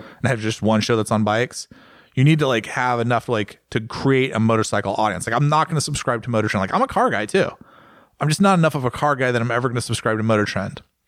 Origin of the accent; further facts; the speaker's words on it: United States; I'm obviously American